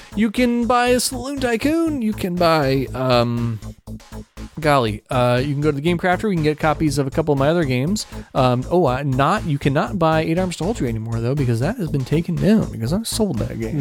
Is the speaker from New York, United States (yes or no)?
no; Ohio, United States; the church that I I, I grew up going to in Ohio.